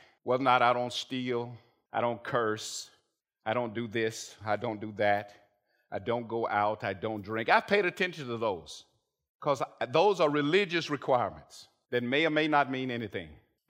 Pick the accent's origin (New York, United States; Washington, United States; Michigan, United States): Washington, United States; Lacey; where are you from? And we tell them, of course, I couldn't say Lacey, because nobody knows that, right? It just says Seattle, right?